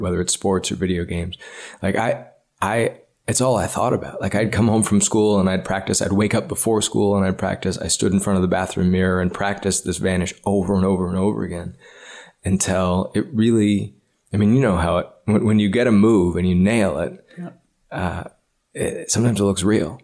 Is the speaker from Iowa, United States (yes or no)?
yes; Ames, Iowa, United States; I grew up in Ames, Iowa